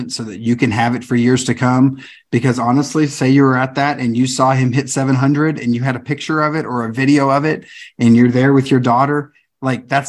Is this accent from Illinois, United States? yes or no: no; California, United States; I grew up in California.